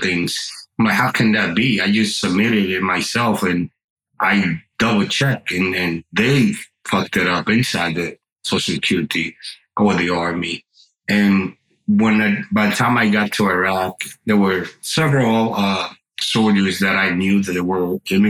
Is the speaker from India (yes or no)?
no; Dominican Republic; English is a second language; now in United States; I grew up in the Dominican Republic